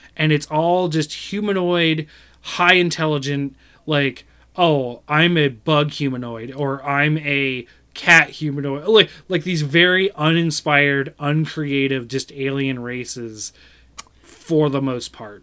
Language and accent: English; Ohio, United States; my tribe was here in Ohio